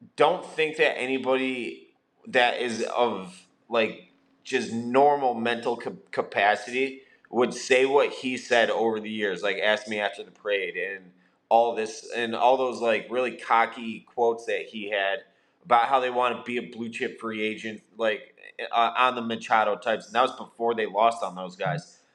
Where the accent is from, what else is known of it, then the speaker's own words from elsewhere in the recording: West Suburbs of Chicago, Illinois, United States; I was from the West Burbs